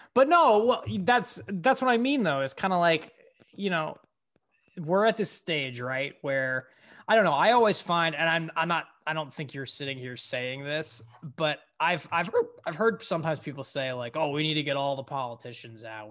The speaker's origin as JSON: {"language": "English", "region": "Connecticut", "country": "United States", "said": "my home state"}